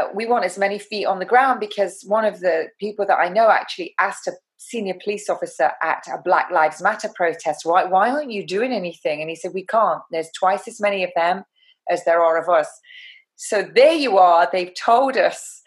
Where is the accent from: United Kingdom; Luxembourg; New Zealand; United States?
United Kingdom; England; I'm an English rose